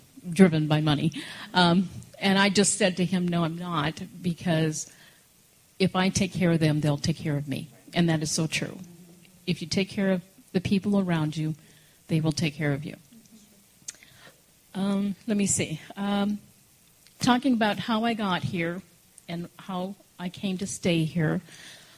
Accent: Minnesota, United States; moved away as an adult; also born or lived in Idaho / Hawaii; now in Colorado, United States; I left Minnesota, wild child, on my own, went to Idaho

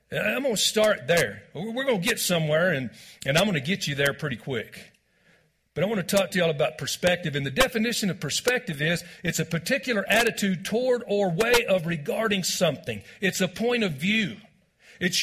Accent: Texas, United States; moved away as an adult; also born or lived in Branson, Missouri; I am originally from Texas

